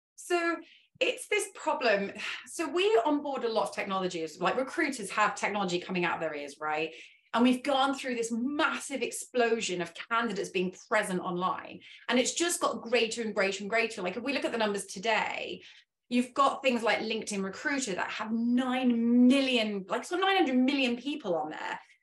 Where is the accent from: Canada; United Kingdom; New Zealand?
United Kingdom; England; first language English; I am English, that is my native language